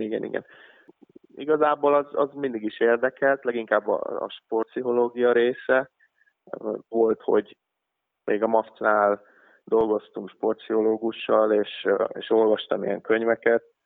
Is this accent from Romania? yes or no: no; Hungary; moved away as an adult; also born or lived in Idaho, United States; magyarok mi nem sokan voltunk